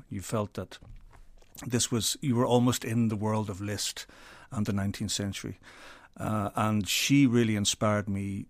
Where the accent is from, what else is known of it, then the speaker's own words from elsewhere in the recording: Belfast, Northern Ireland, United Kingdom; I was very lucky growing up in Belfast because I had the chance to play lots of different instruments